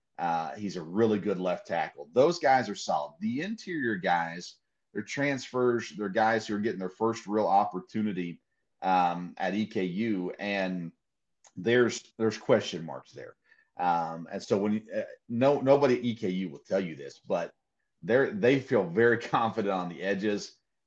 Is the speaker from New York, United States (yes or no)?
no; Tennessee, United States; I grew up in Tennessee